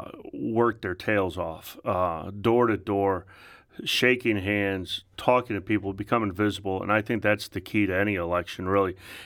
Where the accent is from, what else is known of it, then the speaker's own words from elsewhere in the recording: St. Louis, Missouri, United States; Well, I grew up in South County. And everybody from St. Louis wants to know what high school. I went to Lindbergh High School